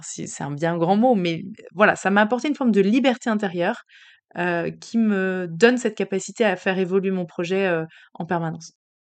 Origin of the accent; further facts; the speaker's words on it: Paris, Île-de-France, France; on a quitté Paris, qui était notre ville quand même d'adoption, enfin notre ville d'enfance